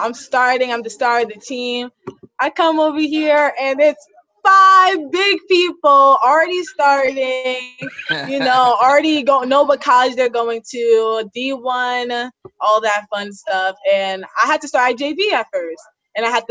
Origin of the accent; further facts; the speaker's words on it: New York City, New York, United States; I'm from Staten Island.